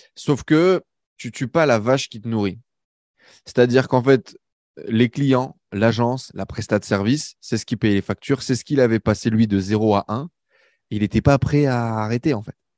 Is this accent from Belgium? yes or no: no; Valenciennes, Hauts-de-France, France; moved away as an adult; now in Paris, France; je quitte ma petite banlieue du nord de la France